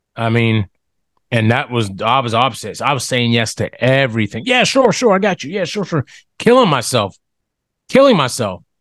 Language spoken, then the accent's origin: English; Smithfield, Ohio, United States; now in Orlando, United States; I grew up in Smithfield, Ohio, Steubenville Byway, Smithfield, Ohio Valley, I just say, just say Ohio Valley. Born and raised